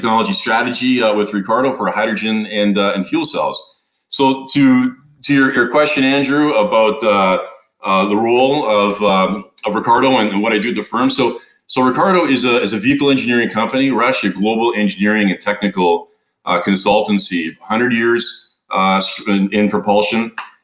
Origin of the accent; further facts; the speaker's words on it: Toronto, Ontario, Canada; moved away as an adult; also born or lived in San Diego; Originally, I come from the Great White North, from Toronto, Canada